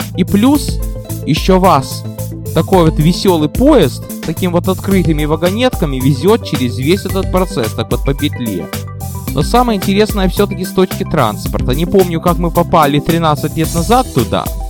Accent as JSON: {"language": "Russian", "town": "Odesa", "region": "Odesa Oblast", "country": "Ukraine", "tie": "born or raised there", "moved": "yes", "lives_now": "United States", "said": "родная Одесса"}